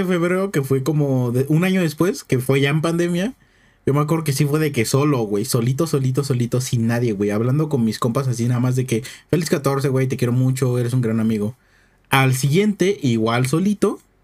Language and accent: Spanish; Oaxaca, Mexico; Yo soy Oaxaca